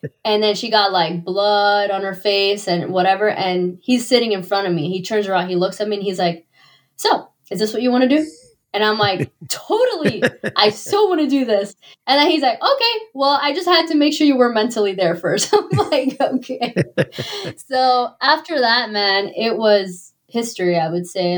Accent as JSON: {"language": "English", "town": "Miami", "region": "Florida", "country": "United States", "said": "I'm originally from Miami"}